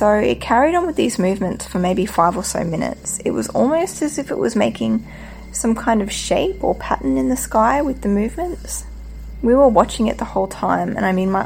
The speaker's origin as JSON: {"language": "English", "region": "North Queensland", "country": "Australia", "tie": "born or raised there", "moved": "yes", "lives_now": "China", "said": "the little town I grew up in North Queensland on the east coast of Australia"}